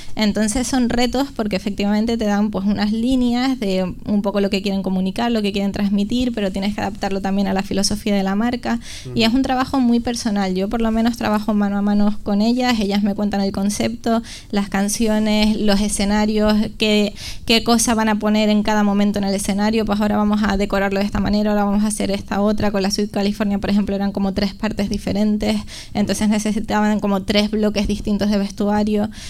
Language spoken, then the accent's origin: Spanish; La Palma, Canary Islands, Spain; accent: Canarian; moved away as an adult; now in Madrid, Spain; como habrán notado en mi acento, soy canaria, vengo de la isla de La Palma, pero vivo en Madrid. Vine a estudiar diseño de moda con 18 añitos